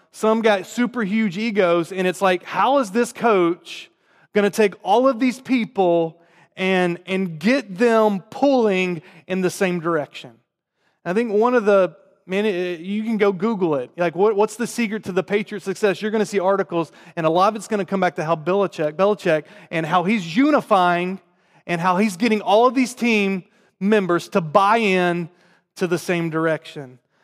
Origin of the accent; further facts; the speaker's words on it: North Carolina, United States; accent: southern; moved away; I grew up in North Carolina, um, in the South